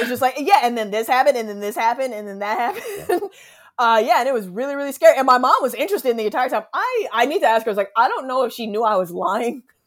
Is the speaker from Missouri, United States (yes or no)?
yes; Missouri, United States; I grew up in Missouri, like, landlocked state